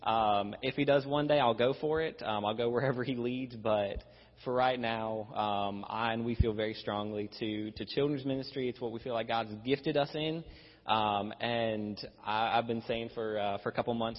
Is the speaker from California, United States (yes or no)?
no; Virginia, United States; I grew up in Virginia